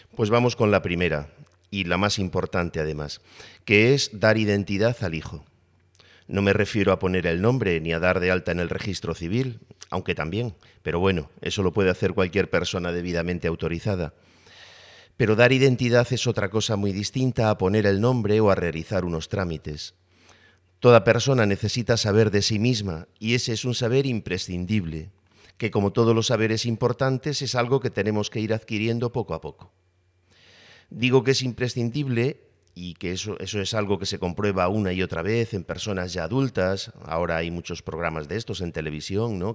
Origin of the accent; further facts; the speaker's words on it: Spain; soy varón, que soy español, que soy eh, profesor